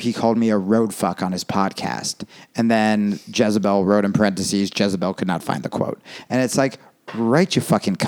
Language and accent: English; New Jersey, United States; also born or lived in Brooklyn, New York; now in Los Angeles, United States; I grew up in Jersey